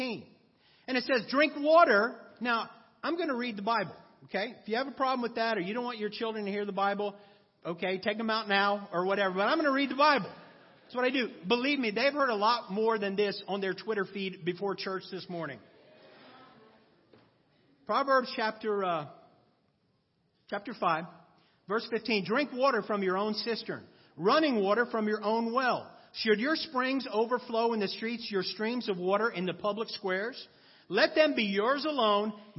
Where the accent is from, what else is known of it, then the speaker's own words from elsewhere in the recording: East Coast, United States; now in Los Angeles, United States; I'm from the East Coast.